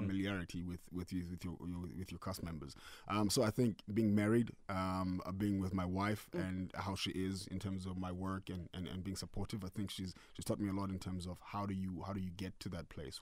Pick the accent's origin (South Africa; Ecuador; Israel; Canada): South Africa; Mthatha, Eastern Cape; also born or lived in Eastridge; now in Gauteng, South Africa; was born in Umtata.